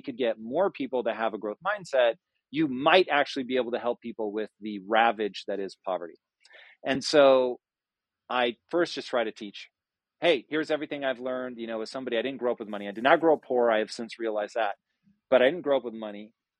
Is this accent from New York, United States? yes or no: no; California, United States; I grew up hard here in Southern California